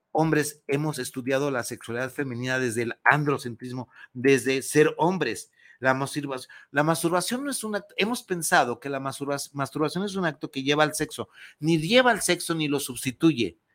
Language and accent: Spanish; Mexico; soy muy mexicana, me encanta el chile